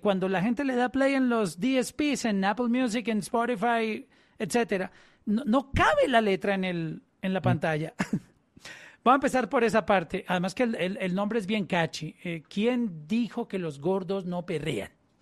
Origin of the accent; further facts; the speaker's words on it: Colombia; en Colombia, en mi país